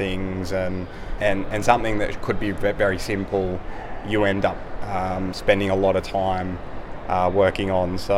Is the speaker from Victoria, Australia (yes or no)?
no; Lismore, New South Wales, Australia; born and raised in Lismore.